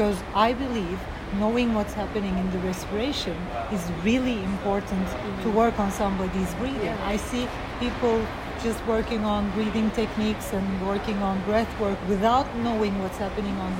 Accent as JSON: {"language": "English", "town": "Izmir", "region": "İzmir", "country": "Turkey", "tie": "born or raised there", "said": "I was born in Turkey and grew up in Izmir"}